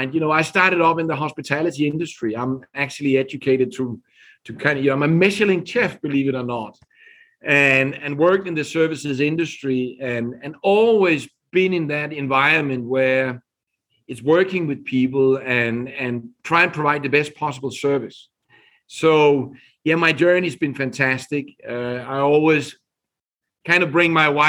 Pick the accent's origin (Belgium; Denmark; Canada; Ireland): Denmark; English is a second language; moved away as an adult; also born or lived in London, United Kingdom / Japan; now in United States; I'm originally from Denmark. So you can hear on my accent that I'm not here from US. But I left Denmark together with my family now more than 25 years ago